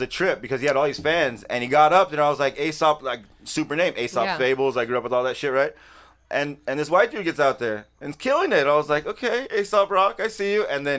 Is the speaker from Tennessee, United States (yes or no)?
no; Los Angeles, California, United States; also born or lived in Newport Beach, California; Growing up here, I was born right here on Sunset and Vermont, so I haven't gone far in my life here.